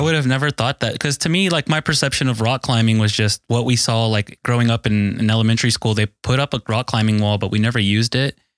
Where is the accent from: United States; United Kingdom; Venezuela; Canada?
United States; Mesquite, Texas; 31 year old from Dallas, Texas. I grew up in Mesquite specifically, uh, Mesquite, East Dallas area.